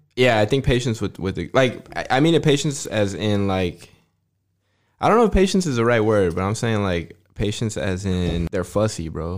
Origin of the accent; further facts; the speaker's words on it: Fort Stockton, Texas, United States; I was born in Fort Stockton, Texas